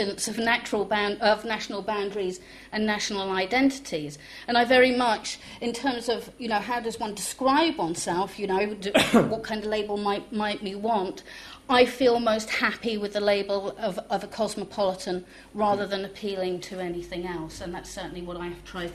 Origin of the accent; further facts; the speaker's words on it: East Anglia, East of England, United Kingdom; first language French; English is a second language; moved away as an adult; now in Manchester, United Kingdom; I was born in England and I grew up in East Anglia in the 1960s